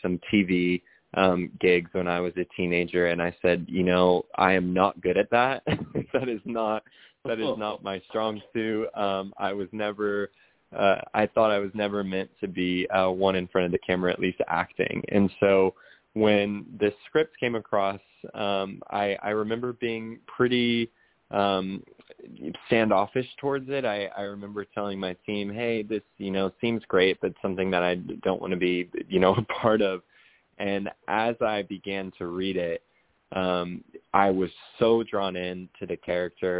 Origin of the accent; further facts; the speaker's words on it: Oklahoma, United States; I'm from Oklahoma, and still live here to this day